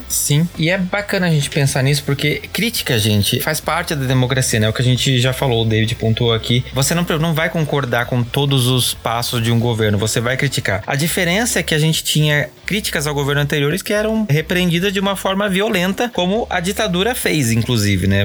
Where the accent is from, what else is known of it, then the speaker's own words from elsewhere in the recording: Brazil; a gente, como brasileiros, como cidadãos